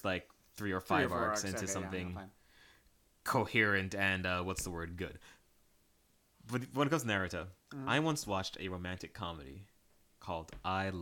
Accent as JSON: {"language": "English", "country": "Jamaica", "said": "despite being Jamaican"}